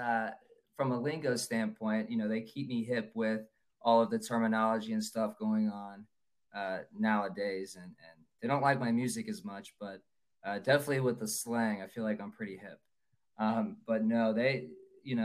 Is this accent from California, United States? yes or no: no; Cincinnati, Ohio, United States; I'm from Cincinnati, Ohio